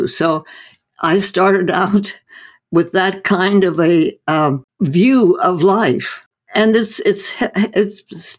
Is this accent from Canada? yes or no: no; India; No, I was born and raised in India. My parents were medical missionaries in North India.